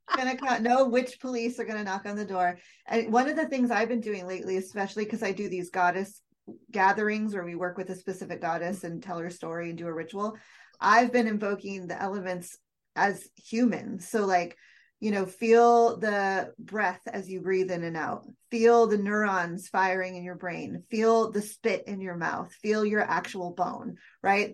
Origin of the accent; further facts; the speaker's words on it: United States; I was born and raised in the United States